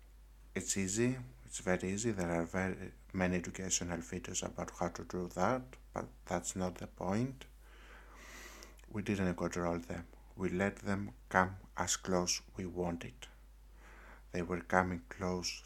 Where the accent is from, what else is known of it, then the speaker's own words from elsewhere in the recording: Greece; I came back to my home country in Greece